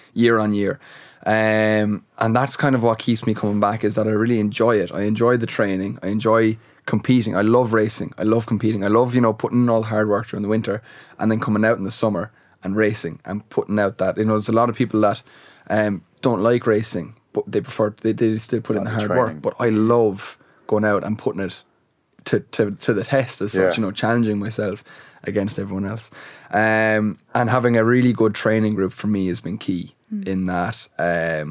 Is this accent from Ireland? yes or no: yes; Waterford, Munster, Ireland; moved away as an adult; now in Limerick, Ireland; I'm actually from Waterford, which is about 2 hours away. But I'm based in Limerick now